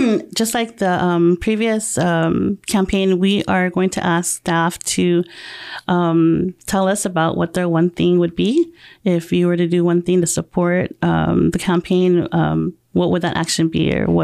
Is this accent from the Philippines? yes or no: yes; Philippines; I'm Filipino, so I don't know much about the Native American other than what I've learned in school.